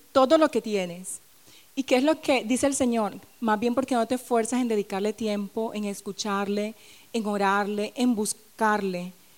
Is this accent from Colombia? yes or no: yes; Barranquilla, Atlántico, Colombia; moved away; en mi tierra, en Barranquilla